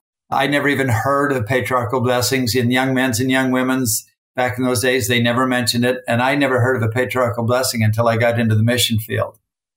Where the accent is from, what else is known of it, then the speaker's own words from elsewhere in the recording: Utah, United States; also born or lived in Salina, Utah; No, I was born in Salina, Utah, and I grew up in Salt Lake Valley.